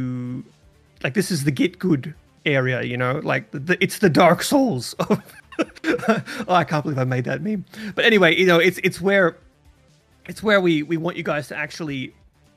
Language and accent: English; Australia; moved away; I haven't been back to the home country in a very long time, but that's where I was born and raised